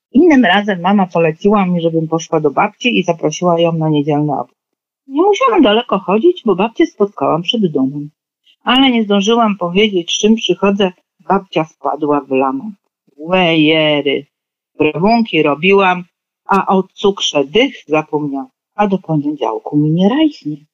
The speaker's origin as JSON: {"language": "Polish", "town": "Poznań", "region": "Greater Poland", "country": "Poland", "tie": "born or raised there"}